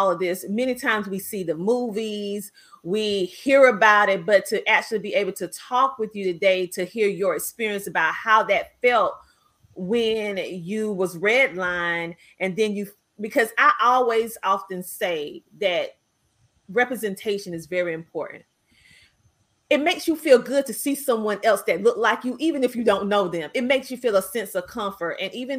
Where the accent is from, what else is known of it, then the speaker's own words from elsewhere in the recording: South Carolina, United States; I'm a girl from a small town in South Carolina